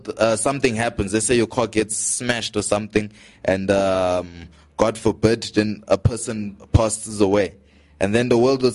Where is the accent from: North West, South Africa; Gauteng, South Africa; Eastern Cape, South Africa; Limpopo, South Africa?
Gauteng, South Africa; Johannesburg; We're from Johannesburg, Southside